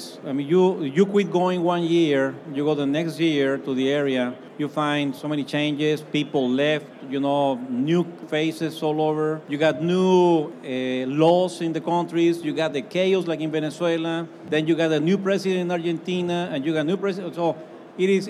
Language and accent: English; Mexico; English is a second language; now in United States; I'm originally from Mexico